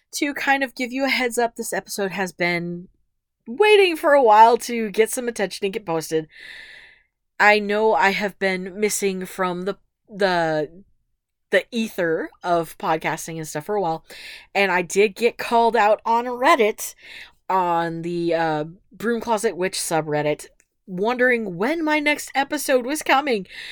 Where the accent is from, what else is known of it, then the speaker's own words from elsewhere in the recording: West Coast, United States; I was born on the West Coast